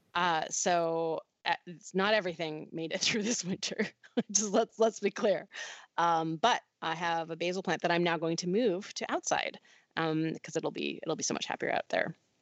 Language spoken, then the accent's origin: English; Canada; now in United States; there's still some Canadianisms that come out